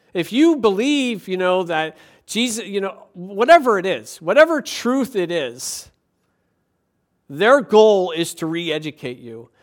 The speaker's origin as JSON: {"language": "English", "town": "Levittown", "region": "Pennsylvania", "country": "United States", "tie": "born or raised there", "said": "the town over from my hometown in Levittown, Pennsylvania"}